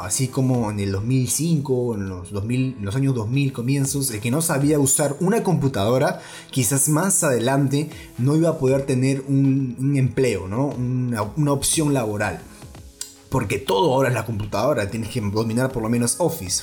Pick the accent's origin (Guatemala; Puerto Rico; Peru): Peru; en mi país